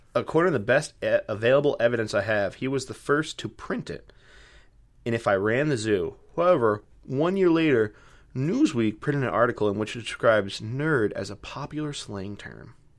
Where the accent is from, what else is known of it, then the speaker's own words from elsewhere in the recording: North Rockland, downstate New York, United States; accent: Long Island or city accent; now in Plattsburgh, United States; I'm originally from downstate New York, so North Rockland.